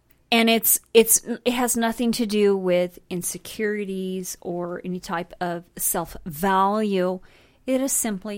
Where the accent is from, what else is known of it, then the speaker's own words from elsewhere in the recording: Brighton, Colorado, United States; also born or lived in Fort Lupton, Colorado; So a genuine Hispanic. Latina. I'm from Brighton, man. I grew up in Fort Lupton in Brighton.